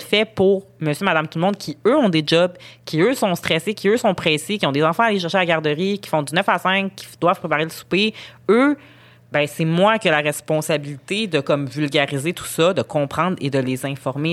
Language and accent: French; Montreal, Quebec, Canada; moi, je suis montréalaise, je suis née à Montréal, j'ai grandi à Montréal